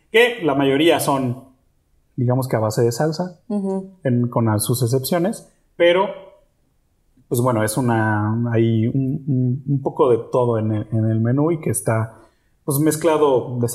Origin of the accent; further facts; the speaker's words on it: Mexico; yo asumí ese papel acá porque finalmente yo soy el mexicano y yo soy el que sabe cómo deben de saber las cosas.